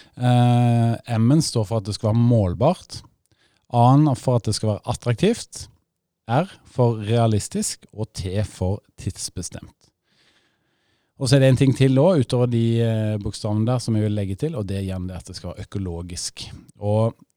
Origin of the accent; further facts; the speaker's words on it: Rogaland, Norway; moved away; Vi sier jo takk for det gamle der jeg kommer fra, i Rogaland